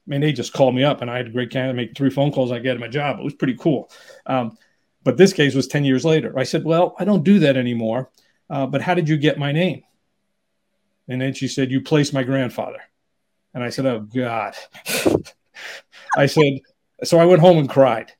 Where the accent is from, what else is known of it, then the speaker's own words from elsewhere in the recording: New York City, New York, United States; now in Southern California, United States; I grew up in New York area, New York City area, but living in Southern California